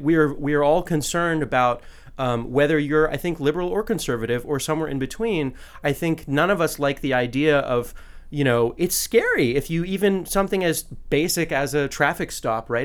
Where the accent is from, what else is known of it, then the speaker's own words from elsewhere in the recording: California, United States; now in Washington, D.C., United States; my home state, California